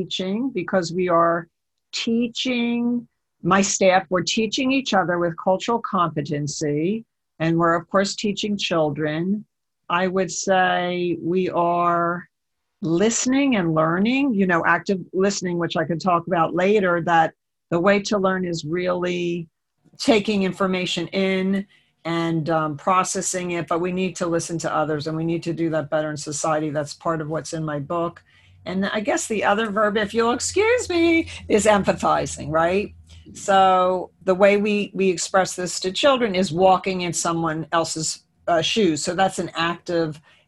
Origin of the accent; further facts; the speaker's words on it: Trenton, New Jersey, United States; moved away as an adult; I actually grew up in this area in Trenton, New Jersey